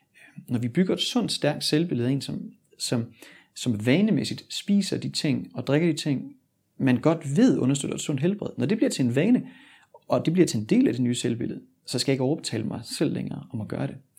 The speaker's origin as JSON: {"language": "Danish", "town": "Sønderborg", "region": "Southern Denmark", "country": "Denmark", "tie": "born or raised there", "moved": "as an adult", "said": "Jeg er født og opvokset i Sønderborg, og forlod Danmark"}